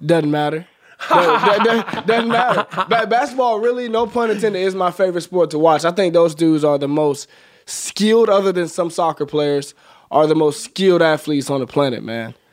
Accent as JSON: {"language": "English", "town": "Birmingham", "region": "Alabama", "country": "United States", "also_born_or_lived": "Nebraska", "moved": "yes", "said": "I'm from Birmingham, uh, right outside the city, from a small little community called Smithfield"}